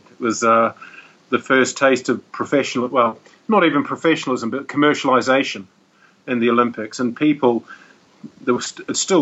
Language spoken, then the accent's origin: English; New Zealand; moved away as an adult; now in Dubai, United Arab Emirates; I grew up in New Zealand